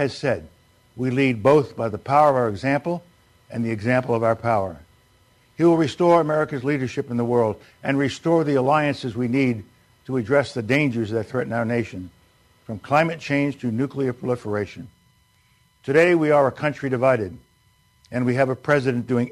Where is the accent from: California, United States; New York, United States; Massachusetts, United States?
New York, United States; New York City; The values I learned growing up in the South Bronx